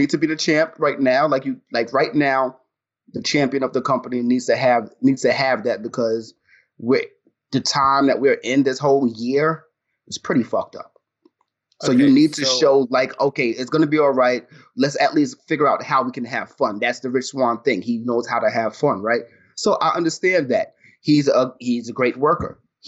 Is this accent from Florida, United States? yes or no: no; New York, United States; me being a black dude, me being a New Yorker, me being somebody who holds himself in a certain type of way.